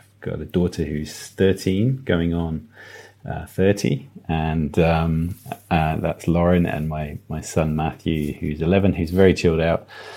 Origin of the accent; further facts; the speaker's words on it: Devon, South West England, United Kingdom; moved away; also born or lived in Plymouth / Midlands; I'm a bit of a country boy. I grew up in Devon.